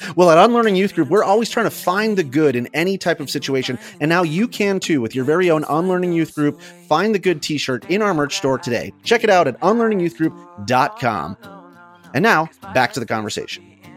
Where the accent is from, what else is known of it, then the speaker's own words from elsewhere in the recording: United States; as an American